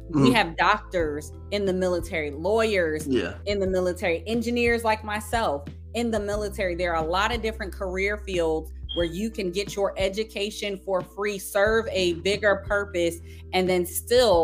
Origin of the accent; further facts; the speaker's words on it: New Jersey, United States; I grew up in New Jersey.